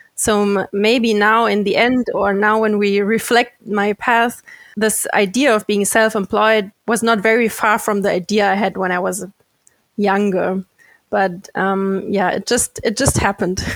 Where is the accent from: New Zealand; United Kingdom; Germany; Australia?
Germany; a city very close to Frankfurt, Hesse; born and raised in Germany, a city very close to Frankfurt